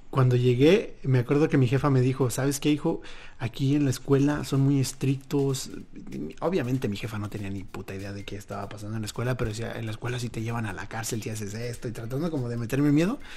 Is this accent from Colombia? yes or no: no; Mexico; now in Utah, United States; los que estamos en Utah, vivimos ese doble shock cultural porque venimos